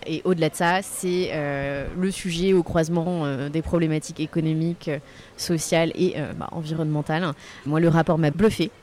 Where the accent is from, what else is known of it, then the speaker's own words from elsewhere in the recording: Limoges, Nouvelle-Aquitaine, France; je viens de Limoges, on sortait tous les week-ends aller voir mes grands-parents qui vivent dans un village, je sais pas, à 10 km de Limoges